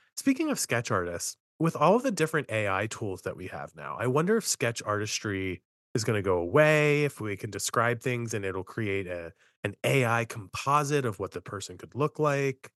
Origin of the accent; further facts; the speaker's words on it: Appalachia, United States; I'm from Appalachia